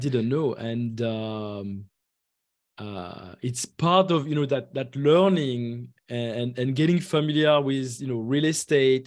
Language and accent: English; France; moved away as an adult; now in Atlanta, United States; I was, uh, uh, born and raised in France